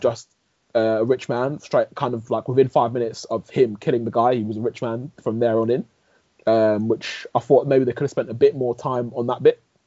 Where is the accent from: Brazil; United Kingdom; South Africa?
United Kingdom; England; I was born here, grown up here